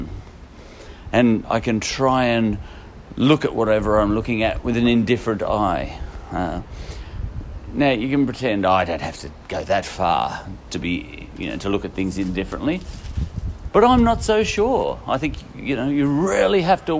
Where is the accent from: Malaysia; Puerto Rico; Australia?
Australia; As an Australian